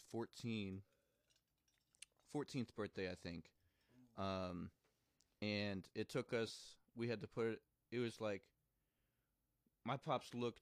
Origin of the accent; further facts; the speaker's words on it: Bowling Green, Missouri, United States; accent: country; grew up in the country in a little town called Bowling Green, Missouri.